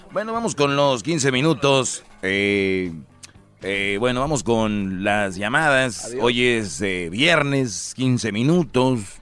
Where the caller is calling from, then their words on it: Scottsdale, Arizona, United States; me fui a Glendale, de Glendale estoy ahora en Scottsdale. Aquí estoy en Scottsdale. Aquí es donde vive la gente rica de dinero de, de Phoenix.